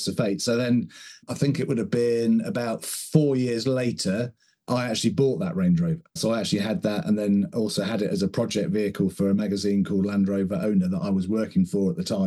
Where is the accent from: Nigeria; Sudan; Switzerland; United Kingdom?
United Kingdom; Somerset, South West England; I grew up in Somerset, which is in the southwest of the UK